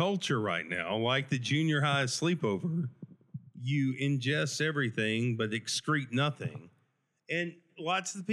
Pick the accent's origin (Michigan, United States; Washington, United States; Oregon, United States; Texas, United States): Texas, United States; West; whenever I was raised here, we moved away from West Texas. We moved back